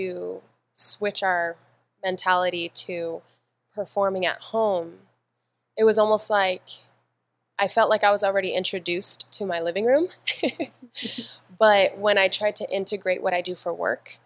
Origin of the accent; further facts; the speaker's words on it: San Diego, California, United States; I'm from San Diego, California, born and raised, never left